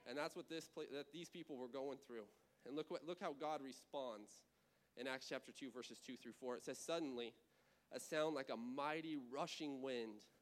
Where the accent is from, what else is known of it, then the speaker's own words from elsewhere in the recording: California, United States; moved away; California because it's still burning out there. It's my home state